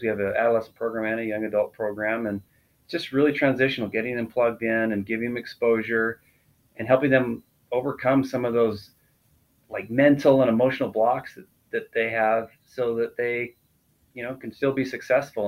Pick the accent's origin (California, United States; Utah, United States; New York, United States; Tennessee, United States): Utah, United States; South Salt Lake; I grew up in, in Utah, right in the Salt Lake, uh, South Salt Lake area